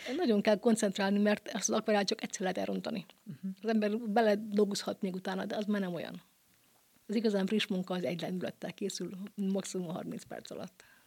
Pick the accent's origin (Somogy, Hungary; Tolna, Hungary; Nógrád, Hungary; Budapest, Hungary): Tolna, Hungary; Bonyhád; kilencvenkettőtől Bonyhádon három évente van lehetőségem kiállítani a szülővárosomban